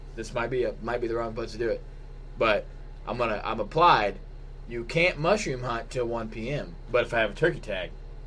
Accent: Missouri, United States; I'm from Missouri

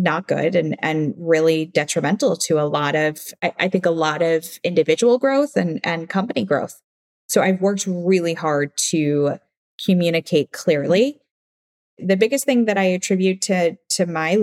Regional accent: Midwest, United States; now in New York, United States; I'm from the Midwest

